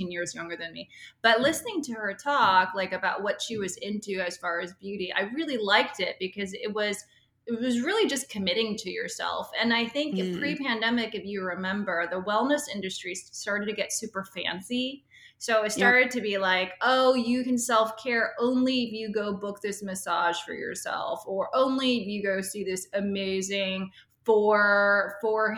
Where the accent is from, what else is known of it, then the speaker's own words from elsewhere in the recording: Seattle, Washington, United States; I grew up in Seattle.